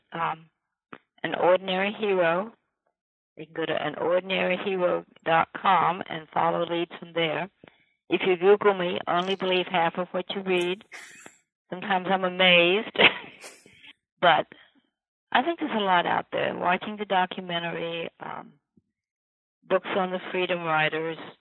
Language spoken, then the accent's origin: English; Virginia, United States; my own Virginia